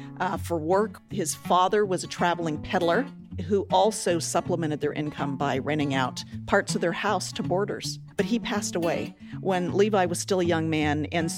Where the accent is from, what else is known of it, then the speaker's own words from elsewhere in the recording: the American West, United States; So I grew up wearing 501s in the American West, shadow of the Rocky Mountains.